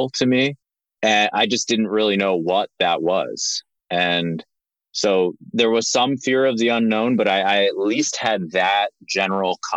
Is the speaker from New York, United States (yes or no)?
no; Linthicum, Maryland, United States; moved away; We grew up in Maryland, right outside of Baltimore in a town called Linthicum